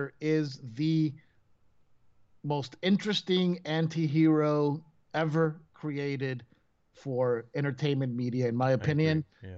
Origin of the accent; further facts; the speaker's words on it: Venezuela; English is a second language; moved away; I lived in Venezuela when I was growing up, which is a country, obviously, in South America